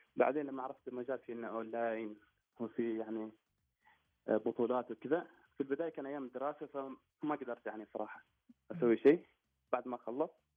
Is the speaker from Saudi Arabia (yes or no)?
no; Oman; also born or lived in Qatar; مسجل اني انا في قطر واني عماني